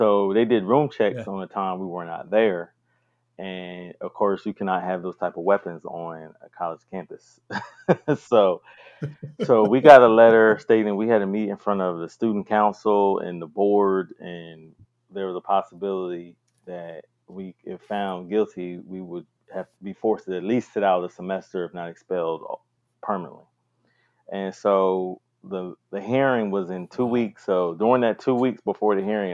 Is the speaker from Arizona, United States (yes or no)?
no; Delaware, United States; moved away as an adult; now in Greensboro, United States; I'm from Delaware.